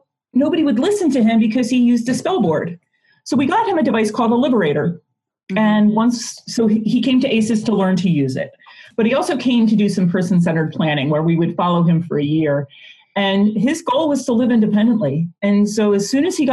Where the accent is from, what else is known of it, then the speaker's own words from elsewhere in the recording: Philadelphia, Pennsylvania, United States; also born or lived in South Carolina; now in Arizona, United States; I grew up in Philadelphia and also lived in South Carolina, now live out in Arizona